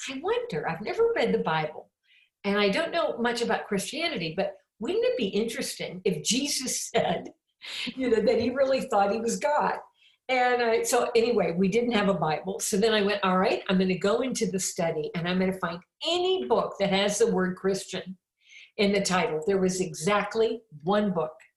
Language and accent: English; Champaign, Illinois, United States; I'm from Champaign, Illinois. That's my hometown.